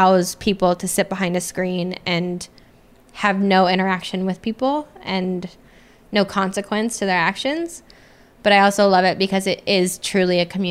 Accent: Des Moines, Iowa, United States; moved away as an adult; now in Nashville, United States; I came from Des Moines, Iowa, where it's just like everyone knows everyone

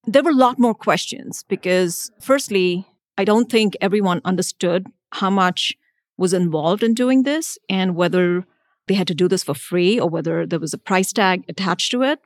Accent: India; now in United States; So I grew up in India for a good half of my life.

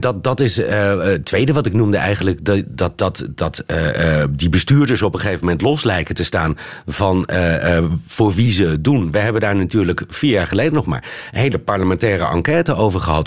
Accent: Netherlands; also born or lived in Amsterdam

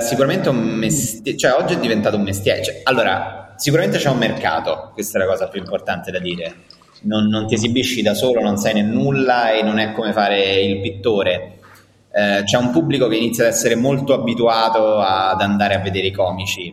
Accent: Rome, Lazio, Italy; nato e cresciuto a Roma, poi Roma ti manca. Nonostante eh, tutto, eh, sì, nonostante siamo una città devastata

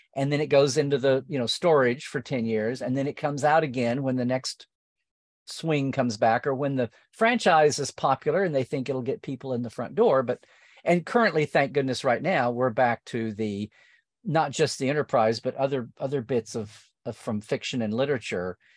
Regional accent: near Norman, central Oklahoma, United States; I was growing up in Okla, not rural Oklahoma, but like suburban adjacent central Oklahoma to Norman

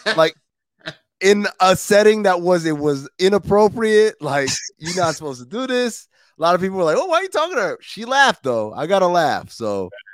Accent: New York, United States; moved away; I'm from New York

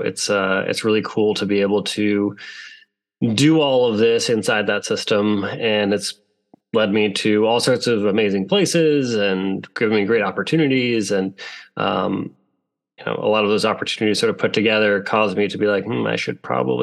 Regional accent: Ohio, United States; moved away as an adult; now in Maine, United States; I grew up in Ohio, just utterly fascinated by the Civil War, of all conflicts. Moved up to Maine about 15, 16 years ago, something like that.

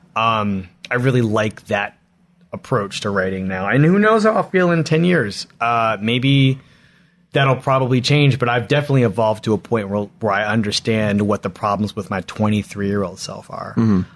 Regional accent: Philadelphia, Pennsylvania, United States; I grew up in Philadelphia

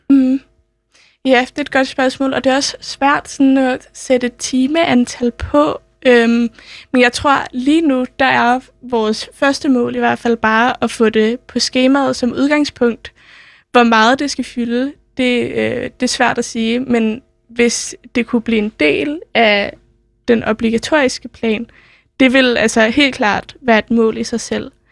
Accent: Copenhagen, Capital Region of Denmark, Denmark; har jeg selv gået på, folk, øh, på Sølvgadeskole. Den ligger ikke så langt fra Nørreport

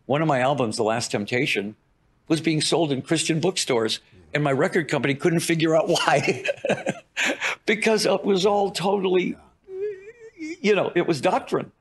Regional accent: Detroit, Michigan, United States; I'm from Detroit

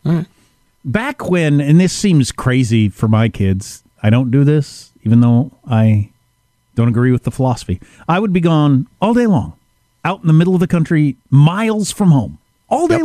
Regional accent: Wisconsin, United States; I grew up in Wisconsin, which is the Badger state

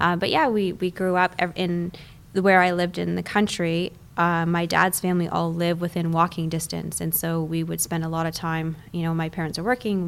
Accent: Canada; also born or lived in Toronto; So I am Canadian, I was born in a city called Toronto

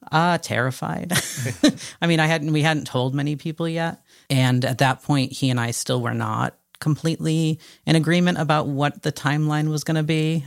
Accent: Connecticut, United States; I grew up in Connecticut and um, was born in '81

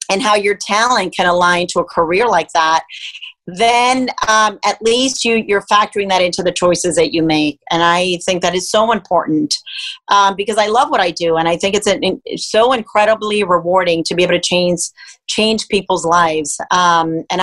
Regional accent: Miami, Florida, United States; also born or lived in Cuba; And so I ended up growing up in Miami, Florida that's actually where I went to school, but I was raised by a single mom um, with a brother and a sister.

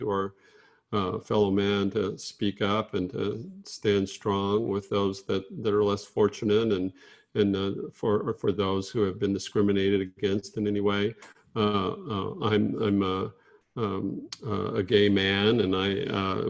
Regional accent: Fort Worth, Texas, United States; moved away; growing up in Fort Worth around a lot of very casual racism. And it's definitely one of the things that I'm very glad to have moved away from

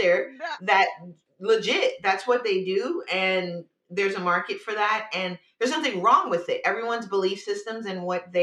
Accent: New York, United States; now in California, United States; I'm originally from New York

